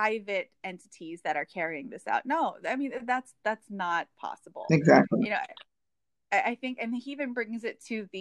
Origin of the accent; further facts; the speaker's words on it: Hawaii, United States; I grew up in Hawaii